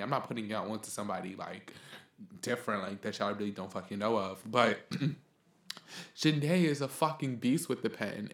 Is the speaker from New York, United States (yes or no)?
yes; New York City, New York, United States; we're from the Bronx